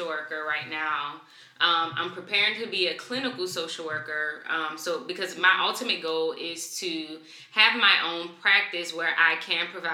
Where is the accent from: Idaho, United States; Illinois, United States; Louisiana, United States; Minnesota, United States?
Louisiana, United States; New Orleans; now in Atlanta, United States; So I'm from New Orleans. I'm originally from New Orleans. I live in Atlanta right now